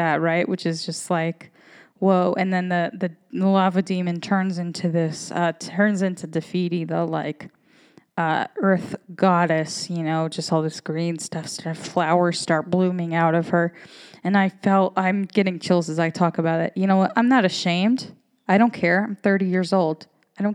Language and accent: English; United States; I am an American woman